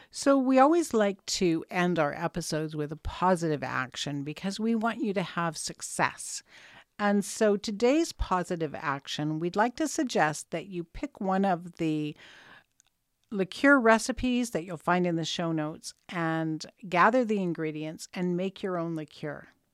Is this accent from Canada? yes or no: yes; Canada; that's the joy of being Canadian.